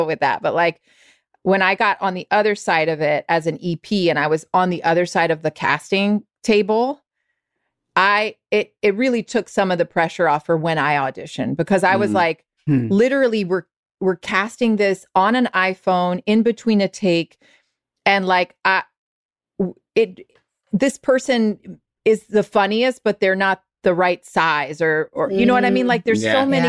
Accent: the South, United States; I'm from the South

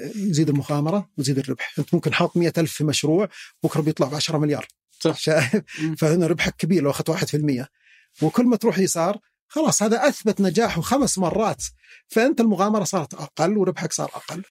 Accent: Al-Muzahmiyah, Riyadh Province, Saudi Arabia; انا مثلا من اهل المزاحميه

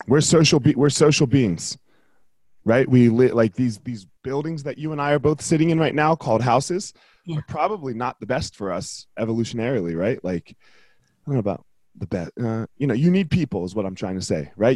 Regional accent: New Jersey, United States; moved away as an adult; now in Colorado, United States; I, moved to Colorado 21 years ago. I left the dirty Jers.

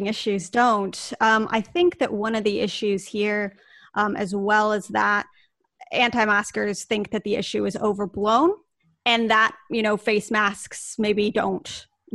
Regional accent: United States; our listeners can tell from my accent that I am from the United States

